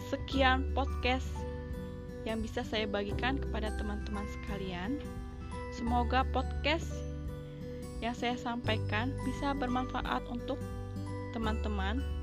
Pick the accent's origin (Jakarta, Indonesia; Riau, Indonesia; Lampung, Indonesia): Lampung, Indonesia; Saya dari Lampung Utara, tepatnya di Desa Bunga Mayang.